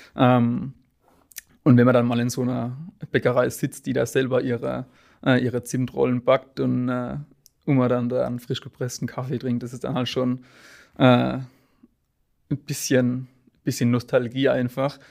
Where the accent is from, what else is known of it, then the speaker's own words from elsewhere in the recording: Sinsheim, Baden-Württemberg, Germany; ich bin 21 Jahre alt und komme aus Sinsheim gebürtig